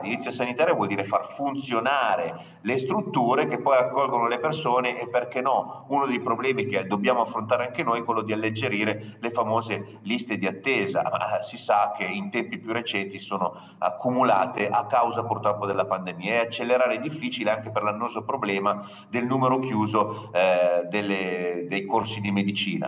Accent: Piedmont, Italy; dalle nostre parti in Piemonte si vive producendo

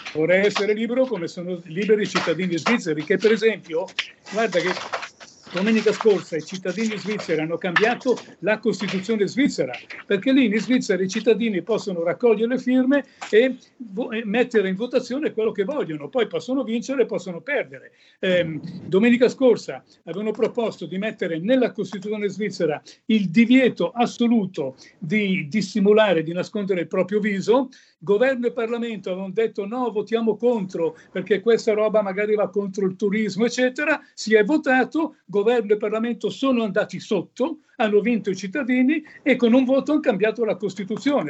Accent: Milan, Lombardy, Italy; io sono nato e vissuto a Milano

